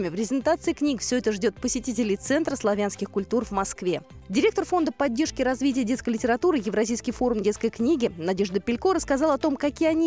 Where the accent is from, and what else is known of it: Belarus; born or raised there; now in Rzhev, Russia